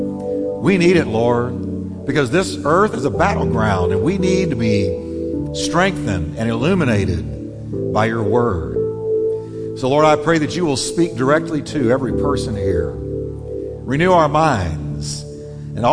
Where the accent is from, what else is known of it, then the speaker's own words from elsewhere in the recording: New York, United States; moved away; I'm from New York